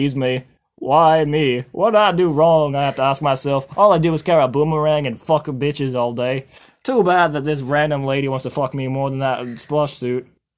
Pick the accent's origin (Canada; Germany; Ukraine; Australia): Australia; accent: Australian; I get ready for my Australian accent to really come through.